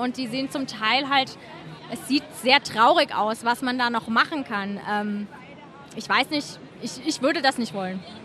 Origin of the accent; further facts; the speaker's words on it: Germany; wir kommen halt aus Deutschland